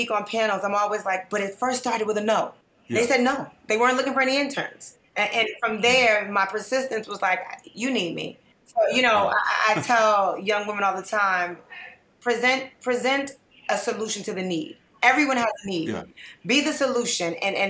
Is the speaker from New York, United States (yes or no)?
yes; New York City, New York, United States; moved away as an adult; now in Atlanta, United States; So I am in Atlanta now by way of Harlem, New York. I came from very humble beginnings. I'm from Grant Projects in Harlem.